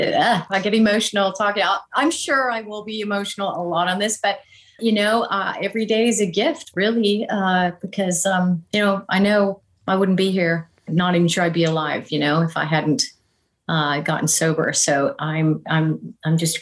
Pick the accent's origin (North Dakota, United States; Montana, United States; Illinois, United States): North Dakota, United States; Jamestown; also born or lived in Breckenridge, Minnesota / Wahpeton, North Dakota; I really grew up in Jamestown, North Dakota.